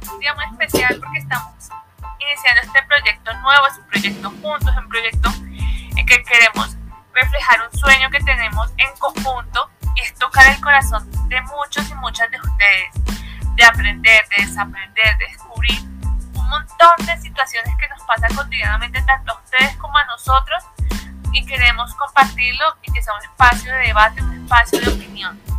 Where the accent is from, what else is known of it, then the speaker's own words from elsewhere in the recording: Caribbean coast of Colombia, Caribbean Region, Colombia; accent: costeño; Si escuchan acento raro, sí, soy costeña